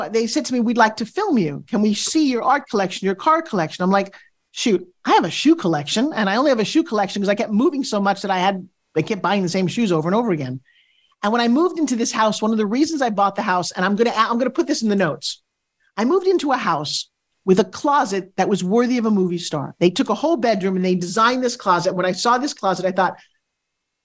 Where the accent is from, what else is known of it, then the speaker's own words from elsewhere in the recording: St. Petersburg, Florida, United States; welcome to my hometown.